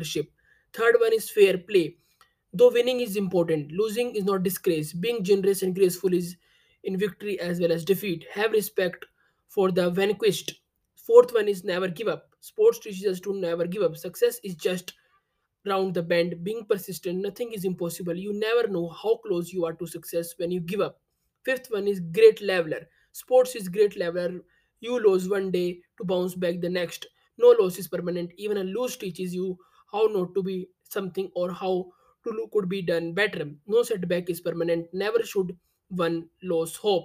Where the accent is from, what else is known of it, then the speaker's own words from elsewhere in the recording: India; I am from India